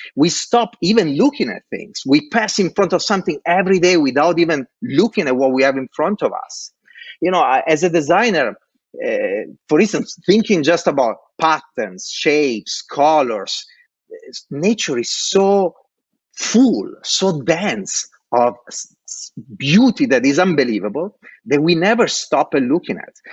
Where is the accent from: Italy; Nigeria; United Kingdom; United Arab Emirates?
Italy; born or raised there; English is a second language; moved away as an adult; also born or lived in Dublin